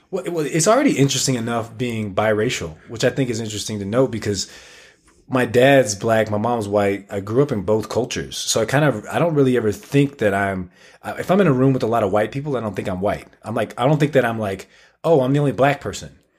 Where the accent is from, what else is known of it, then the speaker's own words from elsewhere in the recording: Tallahassee, Florida, United States; moved away as an adult; now in Utah, United States; we grew up in Tallahassee, small town